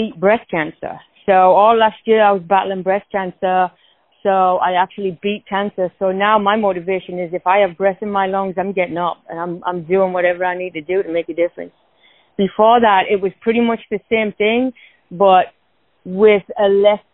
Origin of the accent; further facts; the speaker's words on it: North East England, United Kingdom; moved away as an adult; I was born and raised in the northeast of England